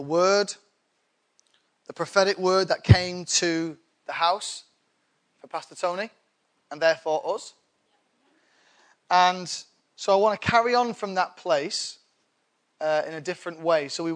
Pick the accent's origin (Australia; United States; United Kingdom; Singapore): United Kingdom; England; I'm English